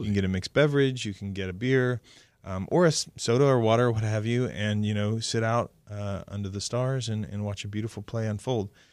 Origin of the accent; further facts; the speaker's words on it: Oklahoma, United States; I grew up in a time in the seventies in Oklahoma